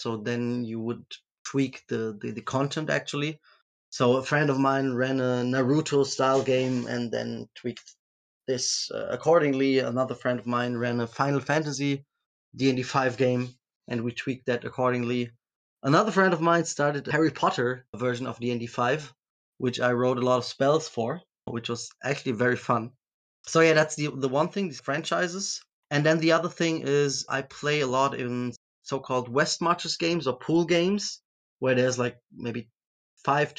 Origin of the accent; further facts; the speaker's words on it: Germany; I'm from Germany